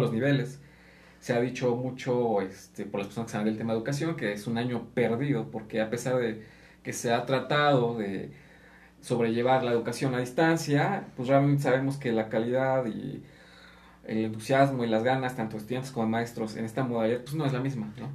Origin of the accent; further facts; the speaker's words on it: Mexico; Aquí en México muchas veces nos ofendemos